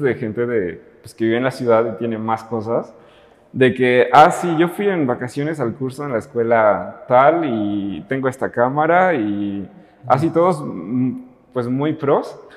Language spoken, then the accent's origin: Spanish; Totatiche, Jalisco, Mexico; moved away as an adult; now in Guadalajara, Mexico; yo soy de un pueblito y en particular de un rancho. Se llama Totatiche y es al norte de Jalisco